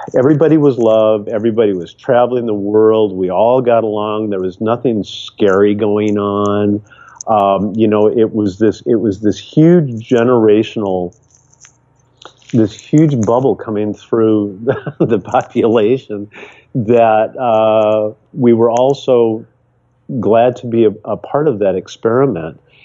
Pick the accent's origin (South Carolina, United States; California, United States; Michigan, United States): Michigan, United States; now in Seattle, United States; growing up in Michigan